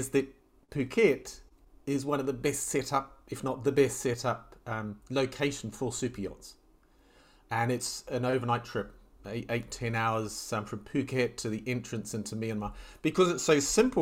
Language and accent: English; New Zealand; moved away as an adult; also born or lived in Mediterranean / Southeast Asia; I grew up in New Zealand, and I could sail before I could walk.